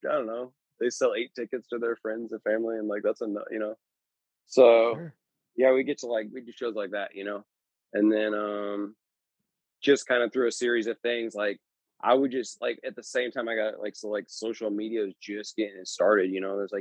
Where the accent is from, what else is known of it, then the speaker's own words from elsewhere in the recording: Southern Missouri, United States; I'm from Southern Missouri. I grew up in the closest city being St. Louis, about an hour.